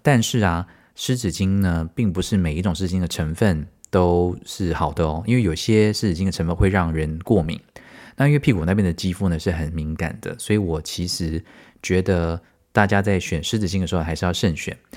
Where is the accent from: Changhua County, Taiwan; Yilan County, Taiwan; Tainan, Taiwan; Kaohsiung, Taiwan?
Tainan, Taiwan; moved away; 我是台南人